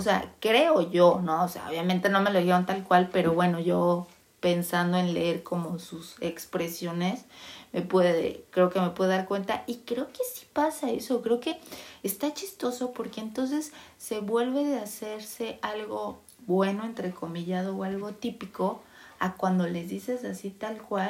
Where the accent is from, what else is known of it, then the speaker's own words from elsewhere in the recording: Mexico; moved away as an adult; nací en México